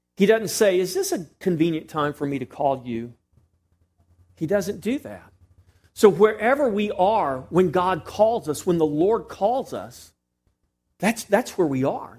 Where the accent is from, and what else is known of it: Texas, United States